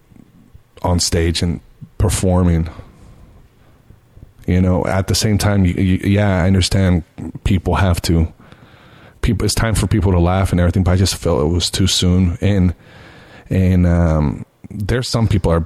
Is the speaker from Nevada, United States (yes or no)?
yes; Las Vegas, Nevada, United States; in my hometown on the strip.